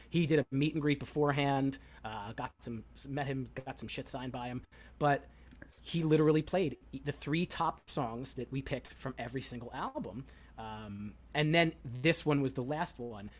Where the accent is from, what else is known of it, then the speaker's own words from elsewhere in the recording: Long Island, New York, United States; moved away as an adult; also born or lived in State College, Pennsylvania; I grew up on Long Island, so I'm very familiar with the geography